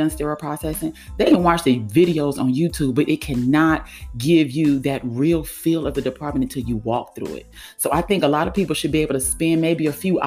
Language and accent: English; California, United States; also born or lived in Florida; now in Georgia, United States; I'm from California and kind of sort of live in Georgia